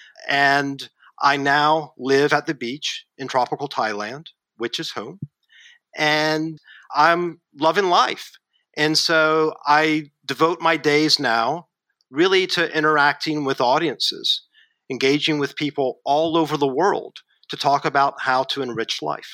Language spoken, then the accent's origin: English; Kentucky, United States; moved away as an adult; also born or lived in Asia; I'm a kid from Kentucky